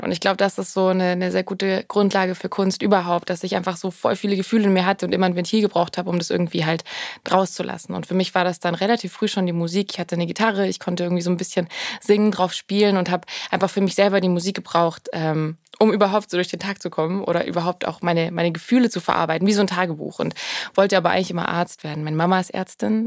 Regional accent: Swabia, Germany; moved away as an adult; now in Berlin, Germany; Ich bin ja Schwabe.

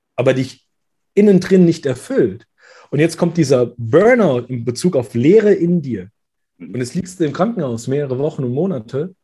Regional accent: Frankfurt, Hesse, Germany; hier bei uns in Hessen, in Frankfurt

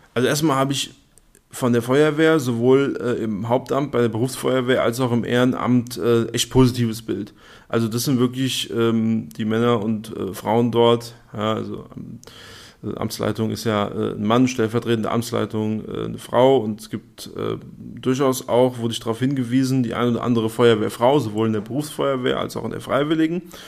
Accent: Darmstadt, Hesse, Germany; gebürtiger Darmstädter und ja, auch fest mit äh, Darmstadt verwurzelt

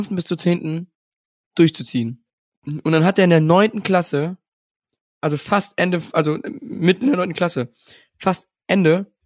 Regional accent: Alfter, North Rhine-Westphalia, Germany; An die Alfterer. Das ist das Dorf, wo ich herkomme.

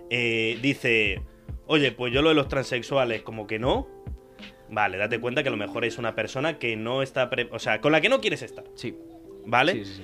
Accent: Tarragona, Catalonia, Spain; yo soy de Tarragona. También he hecho cosas en catalán como yo, somos muy parecidos.

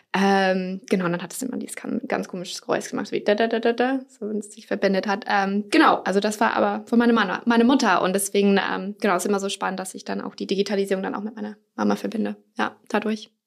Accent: United States; now in Germany; komme ursprünglich aus den USA

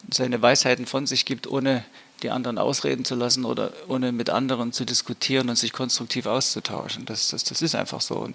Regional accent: East Germany, Germany; ja, in der Zeit als Ostdeutscher, gerade nach der Wende, hat man erstmal auch Scheu gehabt, in den sogenannten Westen zu gehen.

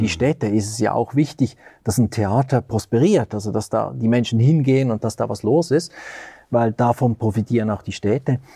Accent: Lucerne, Switzerland; moved away as an adult; also born or lived in Zurich; now in Göttingen, Germany; Ich bin in Luzern aufgewachsen in der Schweiz

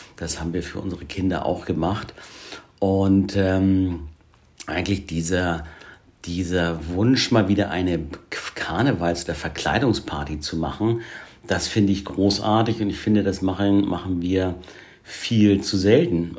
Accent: Hamburg, Germany; ich komme ja aus Hamburg wir leben hier in Hamburg

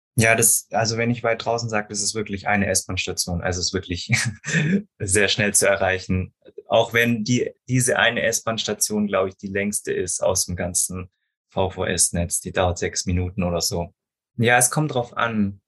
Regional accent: Stuttgart area, Baden-Württemberg, Germany; Ich bin ja auch selber hier aus der Gegend, deswegen ich hoffe, dass mein Dialekt nicht zu stark ist

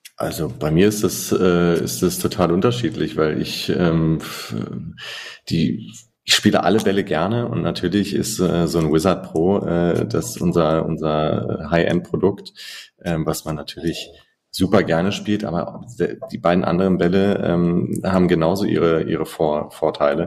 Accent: Germany; für uns als Deutsche

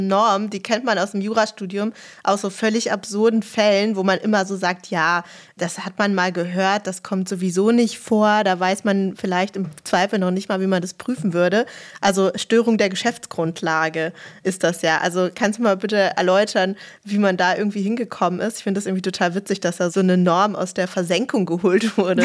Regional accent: Berlin, Germany; ich bin ja auch Berlinerin

